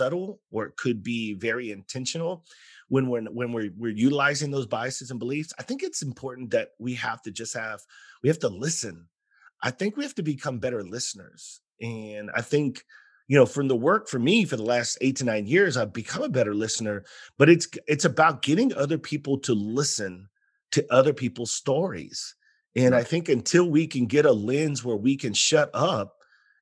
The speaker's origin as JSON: {"language": "English", "town": "San Antonio", "region": "Texas", "country": "United States", "tie": "born or raised there", "said": "growing up in San Antonio"}